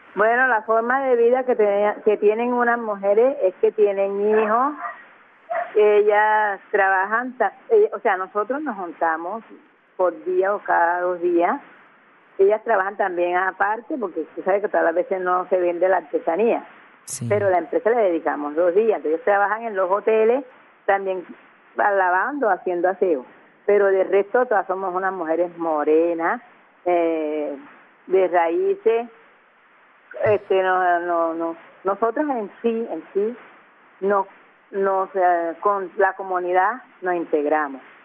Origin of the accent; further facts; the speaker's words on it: Cartagena, Bolívar, Colombia; yo soy de la boquilla, pero mi raza es negra